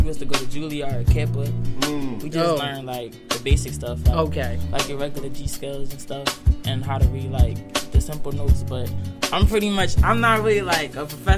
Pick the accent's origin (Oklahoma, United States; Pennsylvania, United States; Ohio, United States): Pennsylvania, United States; Philadelphia; I was born and raised in Philly